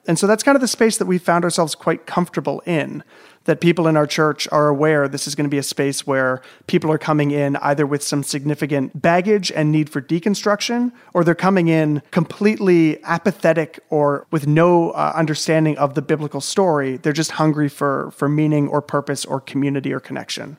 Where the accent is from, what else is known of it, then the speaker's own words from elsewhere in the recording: Southern Ontario, Canada; being raised in, like, a large city in Southern Ontario